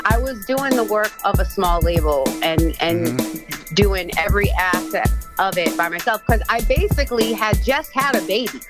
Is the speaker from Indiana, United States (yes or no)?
no; Biloxi, Mississippi, United States; moved away as an adult; now in Brockton, United States; I was going from Biloxi, Mississippi up here to Brockton for a year.